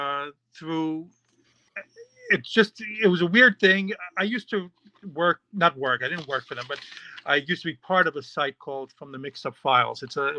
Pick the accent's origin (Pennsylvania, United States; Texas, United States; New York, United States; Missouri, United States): New York, United States; born there; also born or lived in Mexico / Israel / Florida; I was born in New York, but, you know, I know you can't tell from the accent, but yes. But I've also lived in Mexico and Israel and Florida, all over the world.